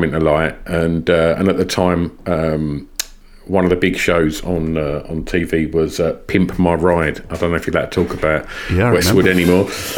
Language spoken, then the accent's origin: English; Essex, East of England, United Kingdom; I was from Essex